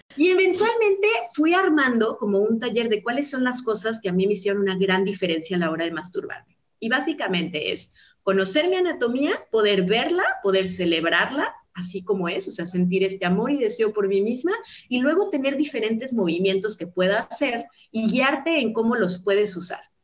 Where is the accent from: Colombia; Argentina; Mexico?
Mexico; Guadalajara, Jalisco; Guadalajara, Jalisco, que es de donde yo soy, acá en México